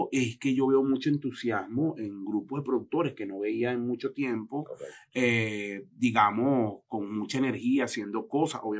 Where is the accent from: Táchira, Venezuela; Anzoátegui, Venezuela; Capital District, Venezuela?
Anzoátegui, Venezuela; Anaco; Anaco, Estado Anaco, una cosa olvidada.